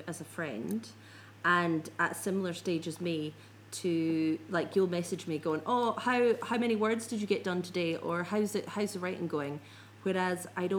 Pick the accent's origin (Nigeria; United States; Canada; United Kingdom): United Kingdom; Scotland; I'm a Scot